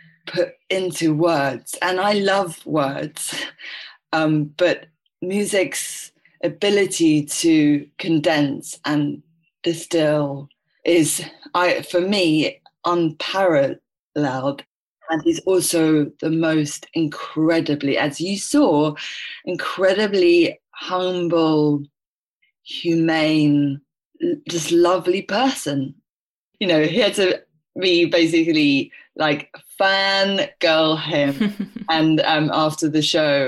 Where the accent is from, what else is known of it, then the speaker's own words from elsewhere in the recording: London, United Kingdom; I was born in London.